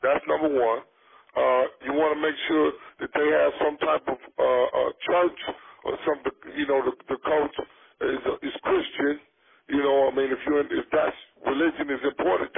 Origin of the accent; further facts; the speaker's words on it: the South, United States; I grew up in the South, so obviously there wasn't any hockey